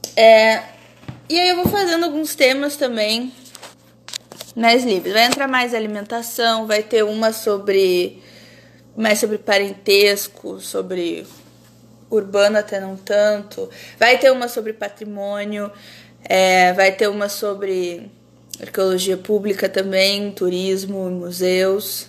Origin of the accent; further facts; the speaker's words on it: Rio Grande do Sul, Brazil; moved away as an adult; also born or lived in Caçapava do Sul / Santos / São Paulo; enquanto gaúcha, para eu mostrar para as pessoas da onde eu vim. Eu estava, eu tô num estado que não é o meu